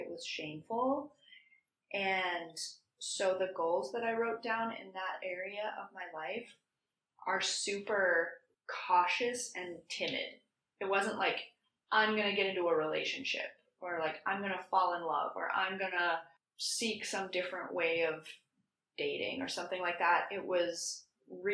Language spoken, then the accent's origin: English; Minnesota, United States; moved away; I'm from Minnesota.